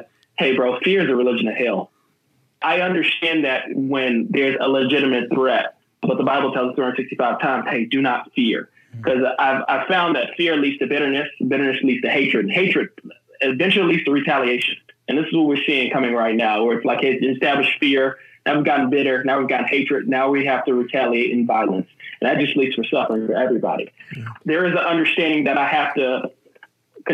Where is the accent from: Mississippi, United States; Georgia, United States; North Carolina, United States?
Georgia, United States; growing up in Georgia in the South